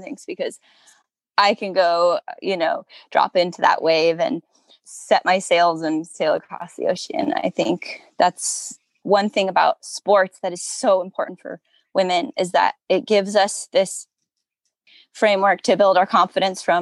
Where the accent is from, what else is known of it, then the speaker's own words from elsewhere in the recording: Southern California, United States; growing up in Southern California, as a woman